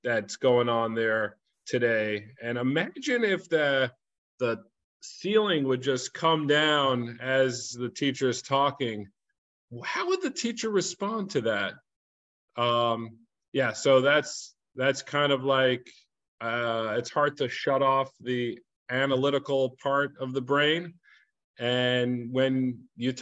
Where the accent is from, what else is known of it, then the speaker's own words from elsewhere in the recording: New York City, New York, United States; moved away as an adult; also born or lived in Los Angeles; I grew up in Crown Heights